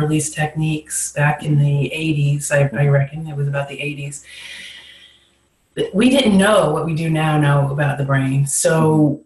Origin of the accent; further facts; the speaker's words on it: New York, United States; moved away as an adult; also born or lived in Australia; I grew up in New York and I migrated to Australia